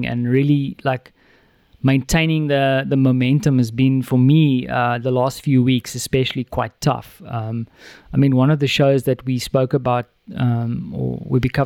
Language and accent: English; South Africa; now in Warsaw, Poland; when I was a kid in South Africa, my mom used to give me zoete drop or salt drop